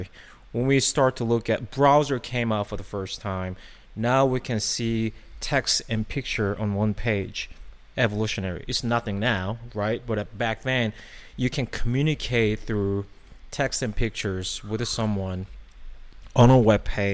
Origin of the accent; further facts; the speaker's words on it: South Korea; moved away; I grew up in Korea